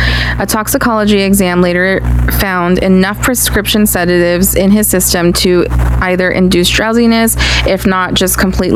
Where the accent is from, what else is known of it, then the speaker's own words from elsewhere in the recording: Los Angeles, California, United States; I grew up in East LA, a cute little place called City Terrace, which is near Cal State LA.